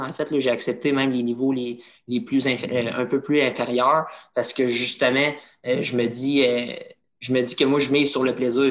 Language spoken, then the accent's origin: French; Trois-Rivières, Quebec, Canada; je suis, de Trois-Rivières. J'ai commencé dans les niveaux mineurs